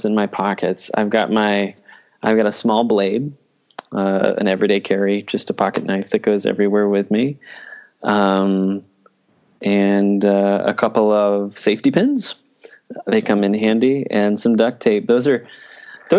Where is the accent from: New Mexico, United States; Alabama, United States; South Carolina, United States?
New Mexico, United States; I grew up in New Mexico in the mountains, so I still have a soft spot for New Mexico.